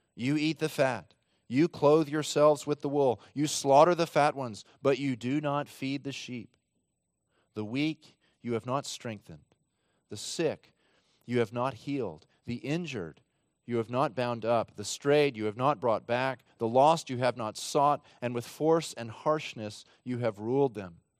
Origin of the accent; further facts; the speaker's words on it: Texas, United States; my home state of Texas